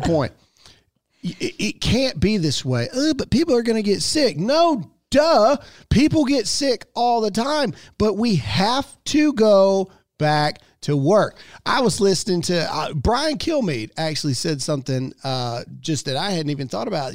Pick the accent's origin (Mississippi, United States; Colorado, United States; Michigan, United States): Mississippi, United States; I'm born and raised in Mississippi